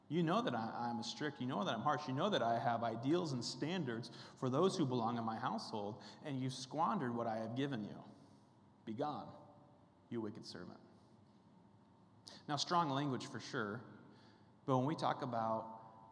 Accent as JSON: {"language": "English", "region": "Kansas", "country": "United States", "said": "I'm from Kansas"}